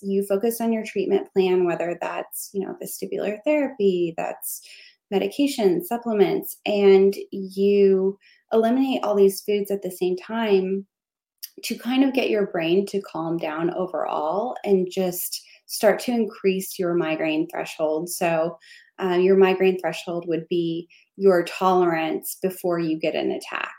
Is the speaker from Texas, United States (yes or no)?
yes; Texas, United States; as a Texan